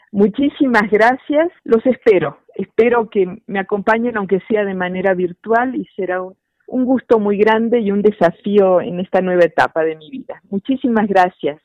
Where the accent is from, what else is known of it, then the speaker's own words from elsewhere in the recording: Argentina; now in Mexico; dado que yo nací en Argentina, aunque ya llevo muchos años viviendo en México